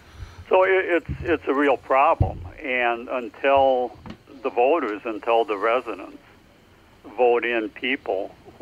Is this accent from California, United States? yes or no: no; Prairie du Chien, Wisconsin, United States; born there; Oh, yeah, yeah. I was born just downriver in Prairie du Chien.